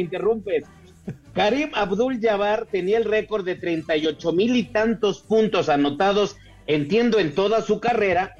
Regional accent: Querétaro, Mexico; yo soy de Querétaro

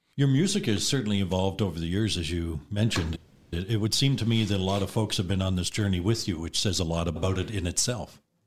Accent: the East, Eastern Canada, Canada; moved away; I'm from the East, so everybody gets four names

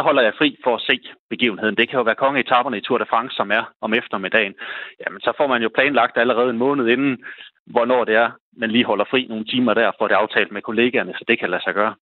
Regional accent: Holstebro, Central Denmark Region, Denmark

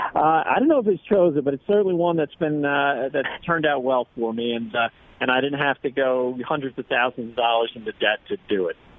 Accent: New Jersey, United States; accent: East Coast; now in Colorado, United States; originally from New Jersey

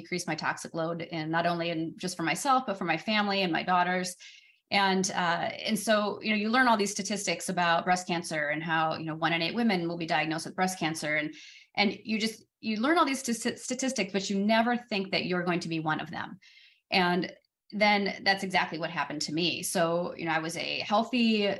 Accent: Wisconsin, United States; moved away as an adult; also born or lived in Los Angeles, California / New York / Austin, Texas / Oklahoma; came back to my hometown area here in Wisconsin.

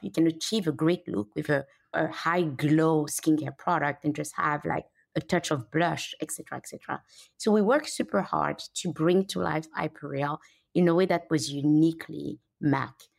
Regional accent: Benin; moved away; also born or lived in Paris, France / London, United Kingdom / New York, United States / Canada; I grew up in Benin, Africa

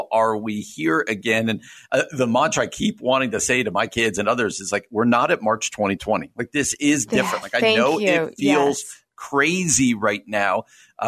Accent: United States; we as Americans and as American adults

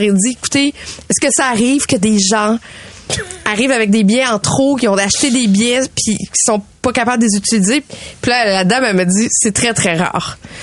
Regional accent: Canada; je viens du Canada

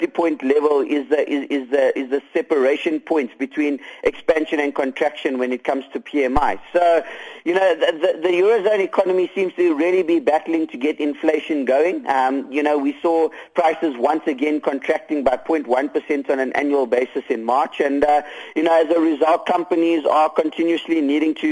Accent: South Africa; as South African investors

